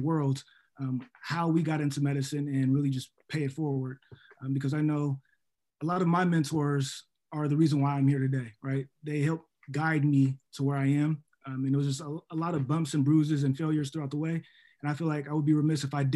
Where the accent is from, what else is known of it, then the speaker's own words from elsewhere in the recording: Seattle, Washington, United States; moved away as an adult; also born or lived in New York; now in Ohio, United States; I'm originally from Seattle, Washington, made way to New York for a couple of years, and then came down to Ohio because of this opportunity